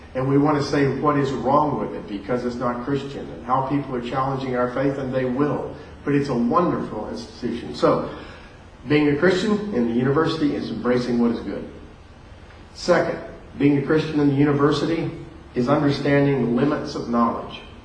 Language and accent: English; near West Palm Beach, South Florida, United States; moved away; also born or lived in Louisville, Kentucky; So I was raised in South Florida, right close to West Palm Beach